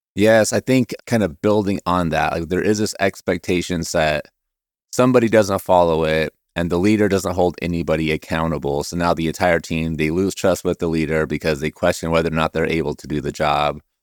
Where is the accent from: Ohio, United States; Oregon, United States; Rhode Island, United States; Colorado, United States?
Oregon, United States; I'm from Oregon, huge Blazer fan